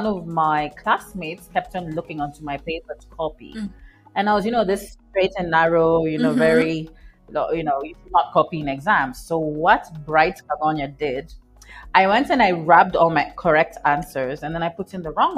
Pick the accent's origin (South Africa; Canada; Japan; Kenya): Kenya; I was born and raised in Kenya